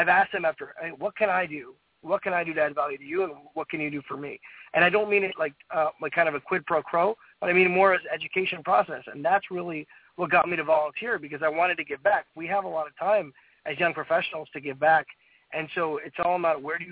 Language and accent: English; New Jersey, United States; now in Tampa, United States; I grew up in New Jersey and my family is Indian